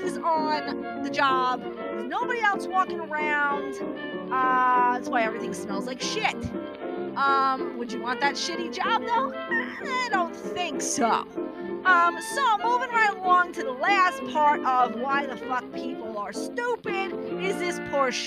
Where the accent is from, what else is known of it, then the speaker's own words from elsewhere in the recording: New York City, New York, United States; accent: New York; moved away; I'm originally from Brooklyn